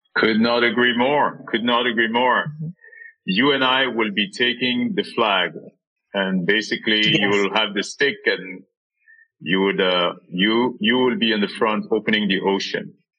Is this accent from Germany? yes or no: no; Senegal; moved away; Senegal, my home country